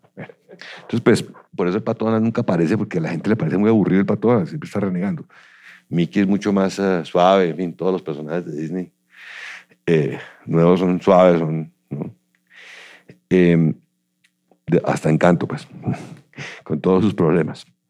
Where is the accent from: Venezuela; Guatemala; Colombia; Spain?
Colombia; Cajicá, Cundinamarca; yo crecí en Cajicá, vivíamos allá veníamos todos los días colegio de Bogotá